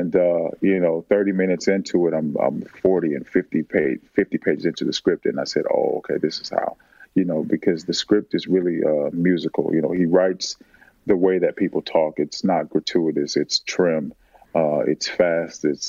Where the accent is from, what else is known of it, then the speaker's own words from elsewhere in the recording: Oakland, California, United States; I lived in and grew up in West Oakland